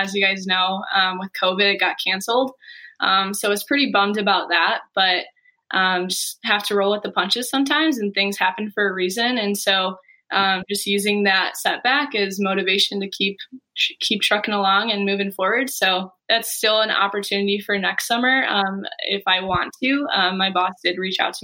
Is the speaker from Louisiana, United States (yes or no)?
no; Manteno, Illinois, United States; also born or lived in Bourbonnais, Illinois; I'm from Manteno, Illinois